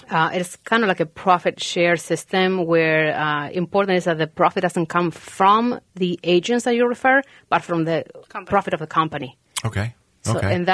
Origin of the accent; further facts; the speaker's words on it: Argentina; now in Minnesota, United States; I'm from Argentina.